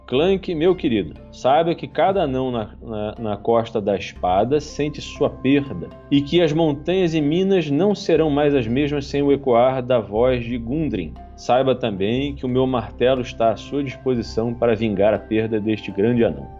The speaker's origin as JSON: {"language": "Portuguese", "region": "Rio de Janeiro", "country": "Brazil", "moved": "yes", "lives_now": "São Paulo, Brazil", "said": "eu sou do Rio de Janeiro, só que no caso eu moro aqui em São Paulo há muitos e muitos anos."}